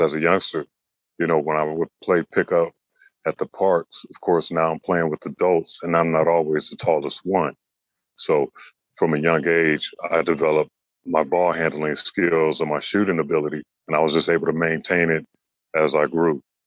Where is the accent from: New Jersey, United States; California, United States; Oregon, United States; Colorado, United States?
California, United States; Los Angeles; moved away as an adult; now in China; growing up in Los Angeles, it was a Laker town